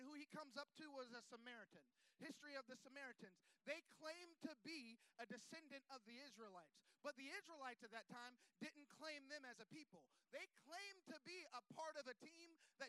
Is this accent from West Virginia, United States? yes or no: no; Florida, United States; I'm from Florida